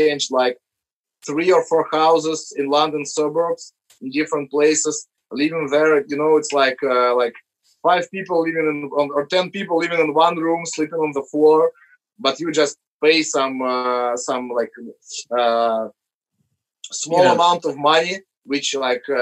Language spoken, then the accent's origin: English; Moscow, Russia; when we were growing up in Moscow in the 90s